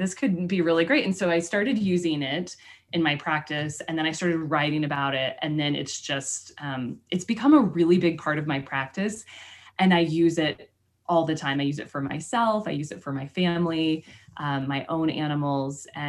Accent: Kansas, United States; moved away as an adult; also born or lived in Texas; now in Boulder, United States; I grew up in Kansas and then I went to school in Texas

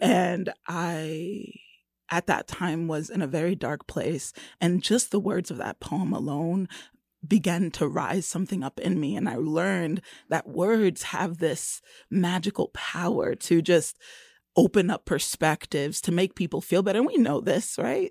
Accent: Florida, United States; moved away as an adult; also born or lived in Brooklyn, New York; now in Kansas City, United States; I was born in Brooklyn, and I was raised in Florida for sixteen years and left Brooklyn. I was nine

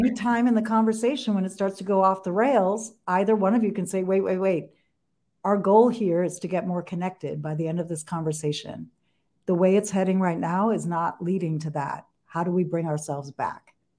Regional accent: New York, United States; I'm from New York

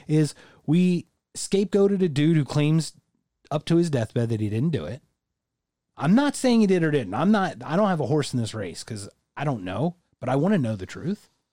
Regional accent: United States; as an American

